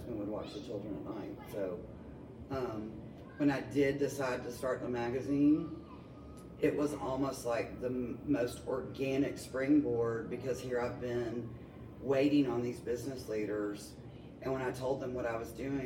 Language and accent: English; Franklin, Tennessee, United States; born or raised there; also born or lived in Nashville, Tennessee / Miami, Florida